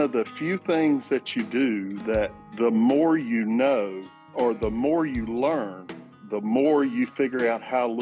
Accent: Alamance County, North Carolina, United States; Right in the middle of North Carolina in Alamance County. I live about 3 miles from where I was born

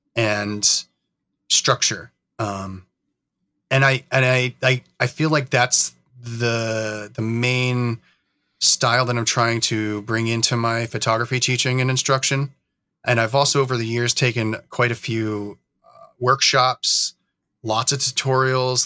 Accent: New York, United States; moved away as an adult; now in Oregon, United States; I grew up in New York, actually. Um, it's kind of more where, where I'm from, and I moved out to Oregon in, in two thousand and seven

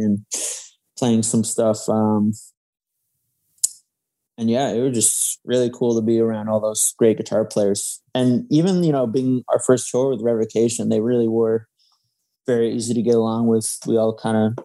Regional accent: West Hartford, Connecticut, United States; moved away as an adult; now in New York, United States; I was from West Hartford, Connecticut

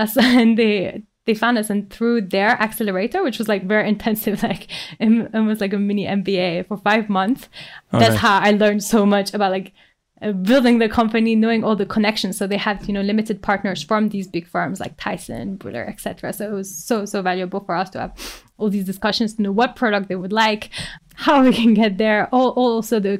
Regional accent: France; I come from France

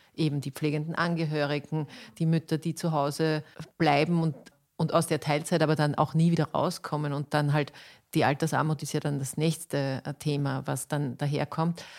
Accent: Austria; bei uns in Österreich

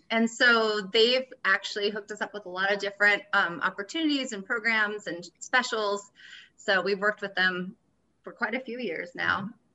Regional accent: Oregon, United States; also born or lived in Florida; now in Bend, United States; originally, I'm from Florida, and then I grew up in the Valley in Oregon, so Lama Valley.

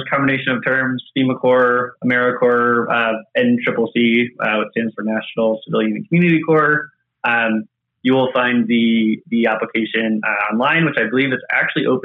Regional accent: just south of Charlotte, North Carolina, United States; moved away; also born or lived in Indiana; I grew up in the Carolinas

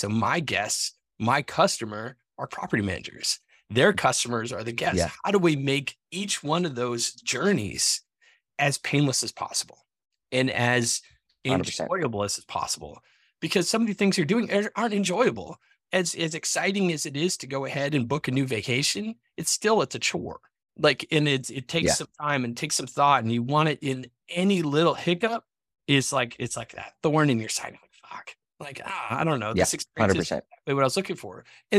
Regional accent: New England, United States; moved away; I'm from New England, right? And we moved out of New England. Used to go back to.

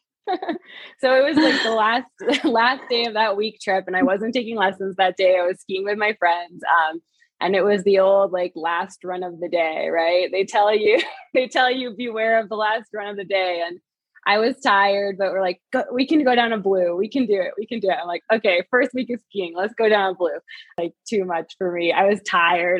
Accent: Vermont, United States; moved away as an adult; also born or lived in New York City; now in Park City, United States; I grew up in Vermont

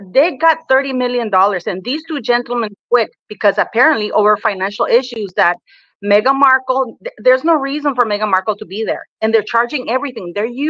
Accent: Canada; because I am Canadian

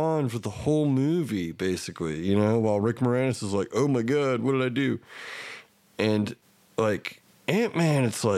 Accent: Kay County, Oklahoma, United States; I grew up like a quarter of a mile away from the county line. I grew up in K County

